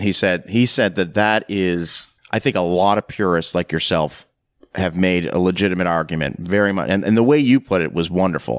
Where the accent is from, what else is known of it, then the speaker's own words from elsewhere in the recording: Canada; moved away; also born or lived in rural Tennessee; growing up in Canada, and, and then moving to rural Tennessee.